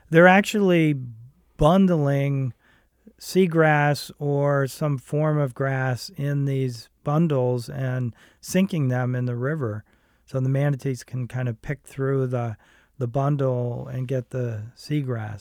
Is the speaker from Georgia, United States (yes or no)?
no; Connecticut, United States; moved away as an adult; also born or lived in Miami, Florida / Tequesta, Florida; now in Jupiter, United States; I grew up in Connecticut